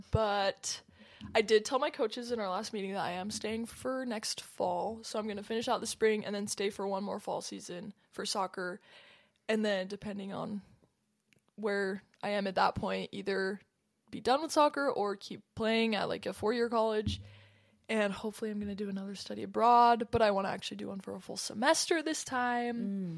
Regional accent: San Diego, California, United States; born there; Super, full circle moment. I was born in San Diego.

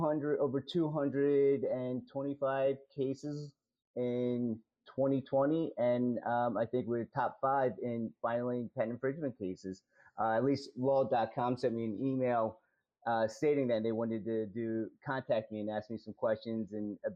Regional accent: Delaware, United States; moved away as an adult; also born or lived in Philadelphia, Pennsylvania; now in Montgomery County, United States; born and raised in Delaware

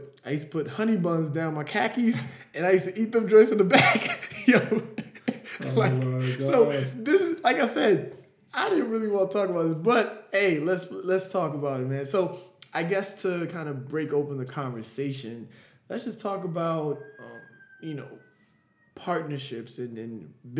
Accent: Nigeria; I'm Nigerian

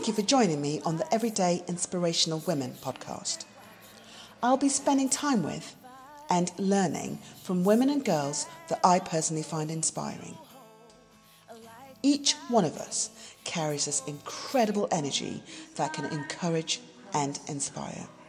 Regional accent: Zambia; we're both Zambian, aren't we? Zambian born.

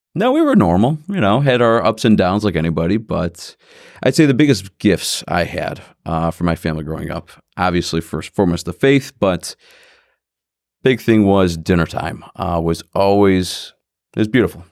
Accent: Independence, Ohio, United States; also born or lived in Parma, Ohio; for grade school, I went to Saint Michael's in Independence. And then I went there for high school, also Independence High School

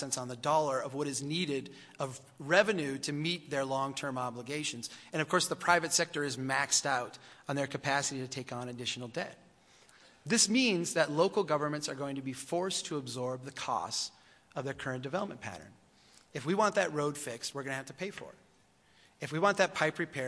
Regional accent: Brainerd, Minnesota, United States; This is my hometown. I come from the city of Brainerd, Minnesota

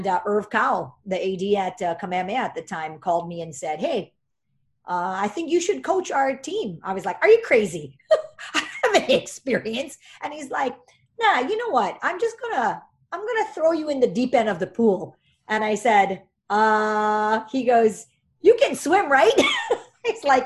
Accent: Hawaii, United States; moved away as an adult; also born or lived in Santa Clara; I moved back home for Data House

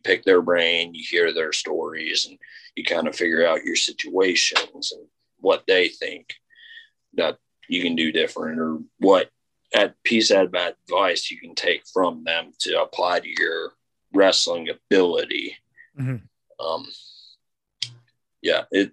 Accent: Muscatine, Iowa, United States; Muscatine, Iowa is my hometown.

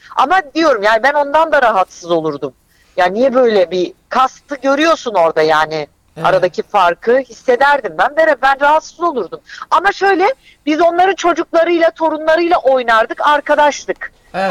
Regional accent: Gaziantep, Turkey; moved away; benim Antep'ten zaten çıkışım, kaçışım, oradan uzaklaşmak istemem, orada yaşamak istememem

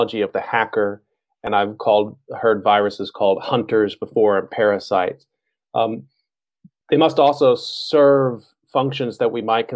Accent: Texas, United States; now in Daejeon, South Korea; I grew up in Texas

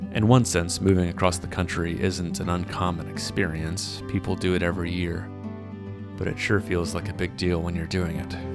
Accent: Shreveport, Louisiana, United States; moved away as an adult; also born or lived in Texas; now in Fargo, United States; I grew up entirely in Shreveport

